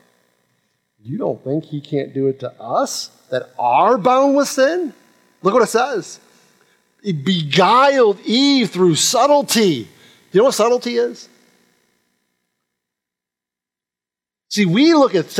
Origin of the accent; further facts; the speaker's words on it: Rochester, New York, United States; now in Jacksonville, United States; I'm from Rochester, New York